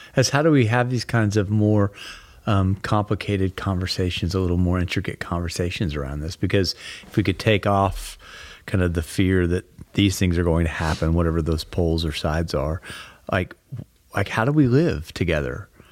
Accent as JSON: {"language": "English", "region": "Texas", "country": "United States", "said": "I'm from Texas"}